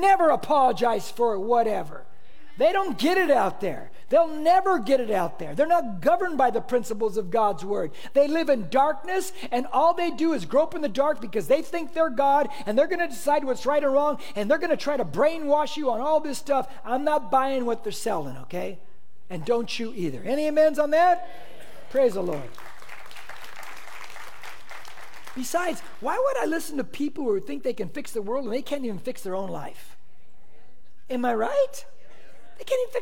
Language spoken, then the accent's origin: English; Corona, California, United States; I grew up on this Mexican side of Corona.